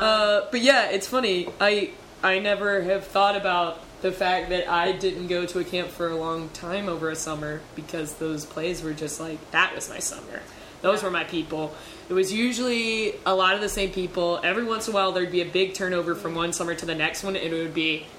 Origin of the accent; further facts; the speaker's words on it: Canada; I'm from Canada.